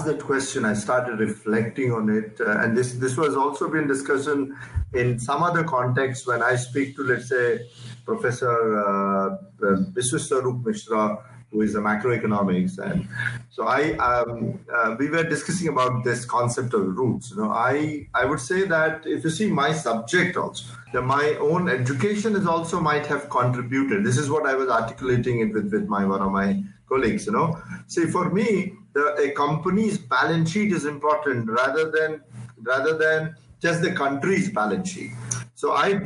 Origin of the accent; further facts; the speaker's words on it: Bhubaneswar, Odisha, India; For me, everything is Bhubaneswar. I was born in Cattle Hospital, Unit 1. I went to Central School, KV1. Then I went to BJB College, then Utkal University